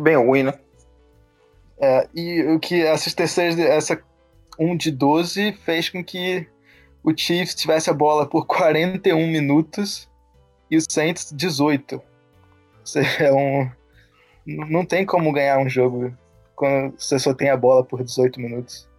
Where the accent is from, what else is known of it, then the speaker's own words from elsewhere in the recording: Rio de Janeiro, Brazil; moved away as an adult; now in Virginia, United States; eu sou do Rio, é, estudo